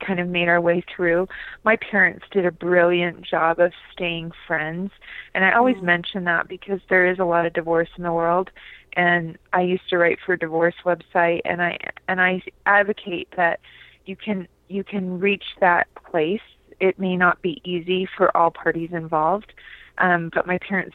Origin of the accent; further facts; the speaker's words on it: California, United States; now in Lehi, United States; I live in Lehi, Utah, but I grew up in California